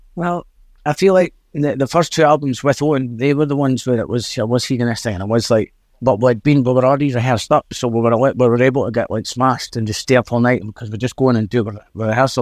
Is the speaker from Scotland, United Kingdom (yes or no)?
yes; Dundee, Scotland, United Kingdom; accent: Scottish; a place we are from in Drybra and s, and Dundee